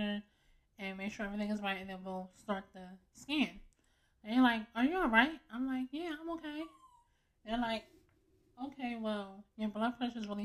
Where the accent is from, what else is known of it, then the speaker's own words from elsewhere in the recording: Philadelphia, Pennsylvania, United States; also born or lived in Upper Darby, Pennsylvania; I am from Germantown